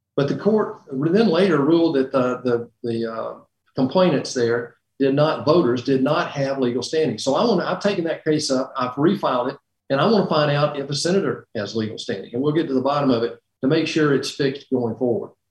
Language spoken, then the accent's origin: English; Middle Georgia, United States; I'm from Middle Georgia